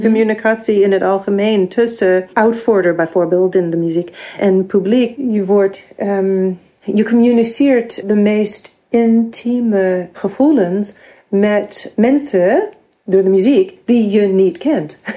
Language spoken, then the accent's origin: Dutch; New York, United States; Dutch is a second language; moved away as an adult; also born or lived in Massachusetts, United States; now in Netherlands; ik ben geboren in de Verenigde Staten en ik ben opgegroeid in New York